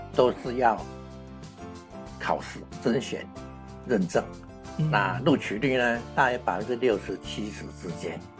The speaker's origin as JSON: {"language": "Chinese", "town": "Chiayi", "country": "Taiwan", "tie": "born or raised there", "moved": "yes", "lives_now": "Kaohsiung, Taiwan", "said": "我故乡在嘉义"}